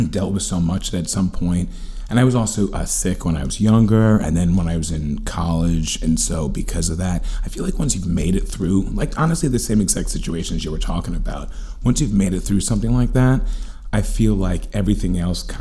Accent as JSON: {"language": "English", "town": "New York City", "region": "New York", "country": "United States", "tie": "born or raised there", "also_born_or_lived": "Los Angeles", "said": "Manhattan, born and raised."}